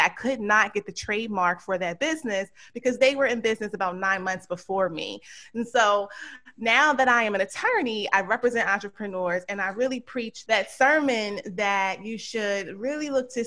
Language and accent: English; Philadelphia, Pennsylvania, United States; moved away as an adult; also born or lived in Georgia; grew up in Philadelphia, went to public school there